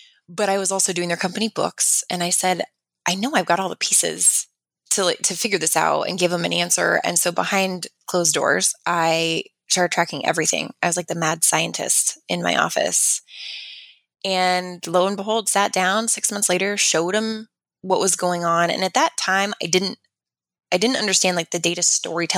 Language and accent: English; Fort Collins, Colorado, United States; moved away as an adult; also born or lived in Loveland, Colorado; now in Gilbert, United States; born and raised in Fort Collins, and then moved out to Gilbert, Arizona